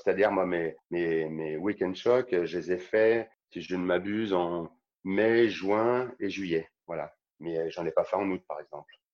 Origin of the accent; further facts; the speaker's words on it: Saint-Étienne, Auvergne-Rhône-Alpes, France; Je suis stéphanois